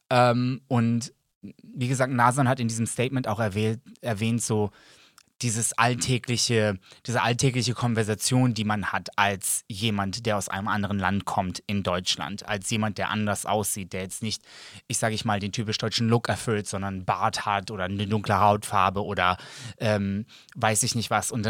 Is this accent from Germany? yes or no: no; Serbia; Ja, aber ich sehe mich auch als Serbe.